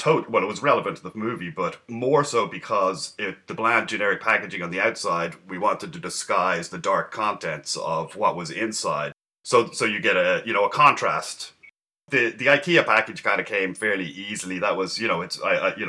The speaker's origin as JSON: {"language": "English", "town": "Dublin", "region": "Leinster", "country": "Ireland", "tie": "born or raised there", "moved": "as an adult", "lives_now": "San Francisco, United States", "said": "from Dublin. I was born in Dublin, grew up in Ireland. Then I moved to San Francisco, probably mid or the late 90s, and have been working here since."}